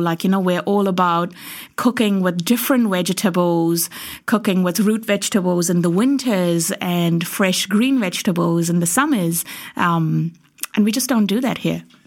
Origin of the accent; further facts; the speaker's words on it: India; as an Indian growing up